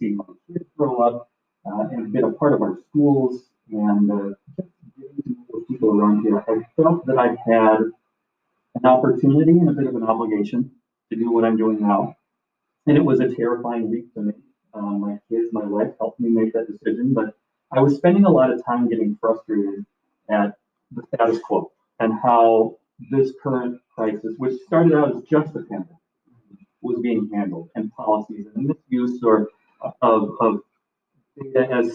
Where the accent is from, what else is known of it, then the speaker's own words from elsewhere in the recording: Central Minnesota, United States; also born or lived in Denver, Colorado / Amarillo, Texas; I grew up in Central Minnesota